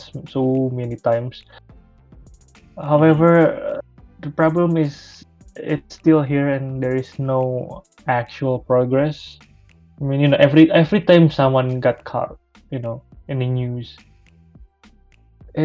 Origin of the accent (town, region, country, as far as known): Indonesia